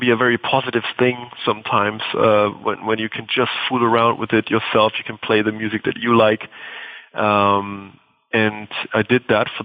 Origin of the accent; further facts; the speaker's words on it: Bavaria, Germany; the German village that I grew up in Bavaria